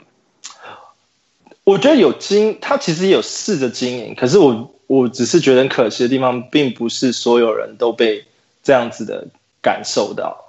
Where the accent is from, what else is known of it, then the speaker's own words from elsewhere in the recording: Taiwan; 做 N B A Live 的团队里面不是只有我一个台湾人